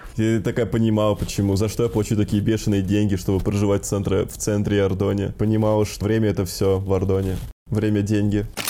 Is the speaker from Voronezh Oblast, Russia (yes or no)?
yes; Voronezh, Voronezh Oblast, Russia; когда я рос в Воронеже